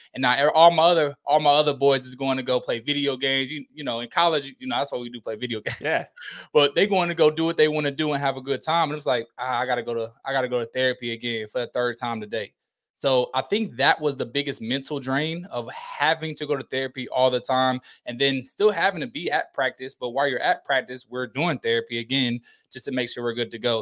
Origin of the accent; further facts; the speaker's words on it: Indiana, United States; moved away as an adult; also born or lived in Bowling Green, Kentucky; I'm from Indiana